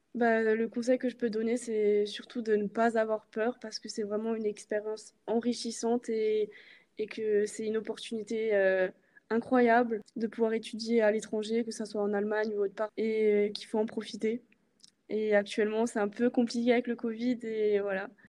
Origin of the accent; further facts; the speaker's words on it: Alsace, Grand Est, France; j'ai 21 ans et je viens d'Alsace